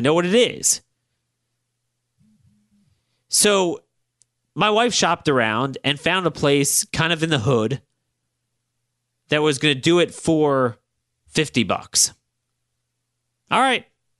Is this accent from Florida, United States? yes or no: no; Baltimore, Maryland, United States; this is your sixth sense you pick up growing up in Baltimore.